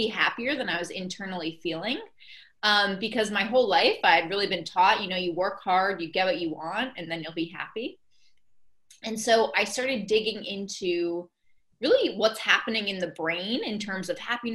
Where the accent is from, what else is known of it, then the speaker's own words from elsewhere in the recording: Boston, Massachusetts, United States; I'm from Boston, so I was here in Boston